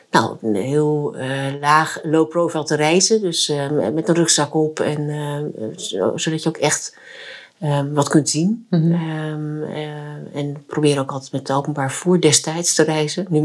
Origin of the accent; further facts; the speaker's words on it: Friesland, Netherlands; also born or lived in South Korea; ik ben eh, geboren in Zuid-Korea. Ehm, en ik ben eh, geadopteerd in, eh, door een gezin of door twee ouders in, en naar Friesland verhuisd, een heel klein dorp.